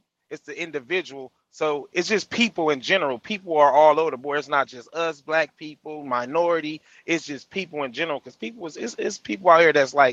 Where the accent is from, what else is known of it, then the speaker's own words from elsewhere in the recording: California, United States; I'm from Cali